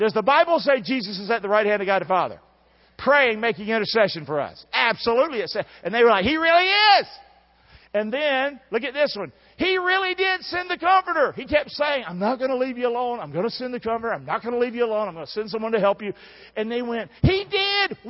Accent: the American South, United States; I'm a Southerner

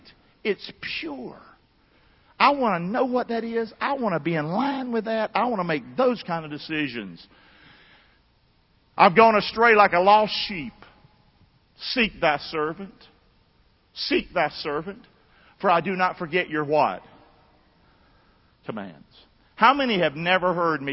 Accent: Rockingham, North Carolina, United States; moved away; I'm from Rockingham, 109 River Road, Rockingham

